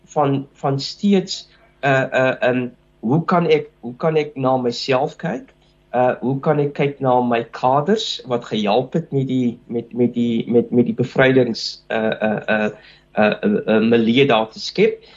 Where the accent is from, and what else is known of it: South Africa